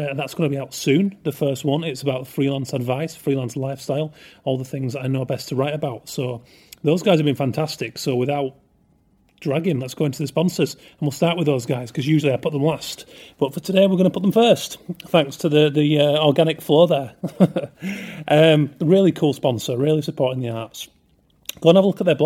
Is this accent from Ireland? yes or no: no; England, United Kingdom; I am English